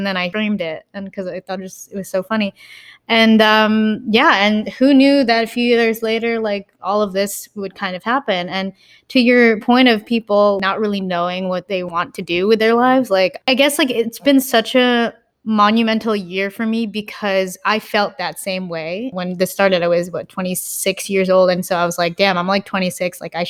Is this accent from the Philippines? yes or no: yes; Philippines; And also, I guess I want to say being Filipino, it's almost like ingrained into our culture.